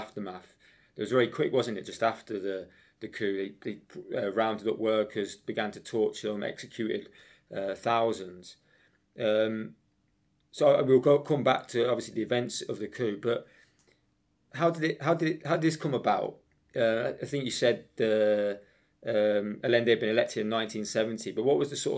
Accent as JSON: {"language": "English", "town": "Coventry", "region": "West Midlands", "country": "United Kingdom", "tie": "born or raised there", "said": "I grew up in Coventry"}